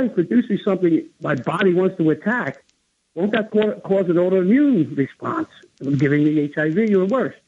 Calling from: New Jersey, United States; Hi, this is … from New Jersey. How are you?

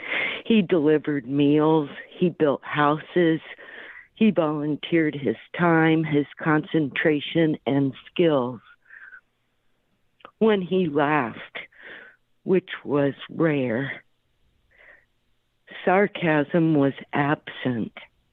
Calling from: Florida, United States; I'm calling from Florida.

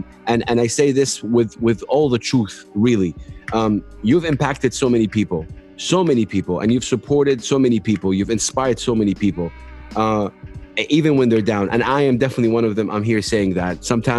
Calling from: Saudi Arabia; moved away; I moved from Saudi to the UAE, where I'm calling you from now

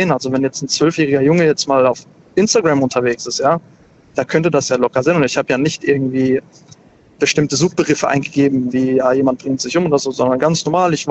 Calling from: Karlsruhe, Baden-Württemberg, Germany; Hi. Grüß dich, woher bist du? Hi, ich bin aus Karlsruhe.

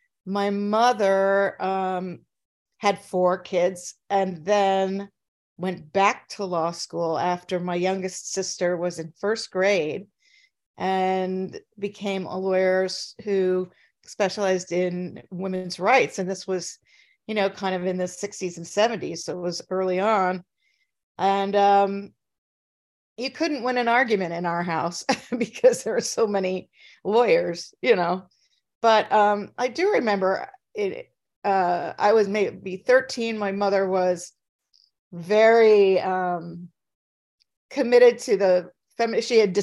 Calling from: Minnesota, United States; Well, I'm in Minnesota. I'm in a small town that's about an hour and 15 minutes southwest of Minneapolis.

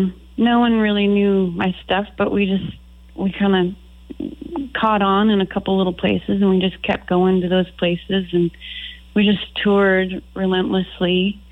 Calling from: Boise, Idaho, United States; I'm calling from my home in Boise, Idaho.

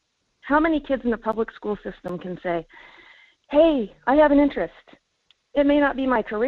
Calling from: Fairbanks, Alaska, United States; Hey, Michael … Fairbanks.

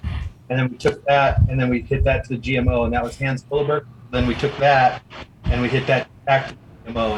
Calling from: Huntington Beach, California, United States; I'm coming in from Huntington Beach, Southern California.

